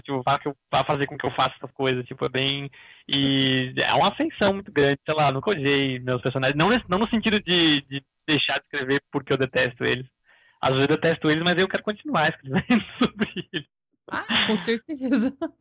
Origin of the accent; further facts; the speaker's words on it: Florianópolis, Santa Catarina, Brazil; eu sou aqui do sul do Brasil, de Floripa